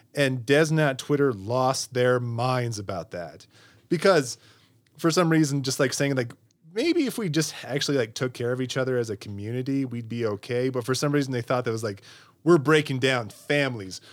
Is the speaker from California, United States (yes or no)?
no; Utah, United States; Greg and I, we're both from Utah County as well.